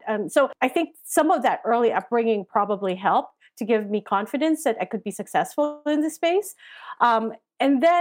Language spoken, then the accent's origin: English; Philippines; I grew up in the Philippines.